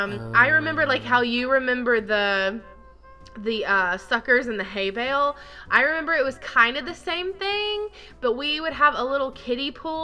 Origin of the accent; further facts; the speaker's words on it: the South, United States; Growing up in the South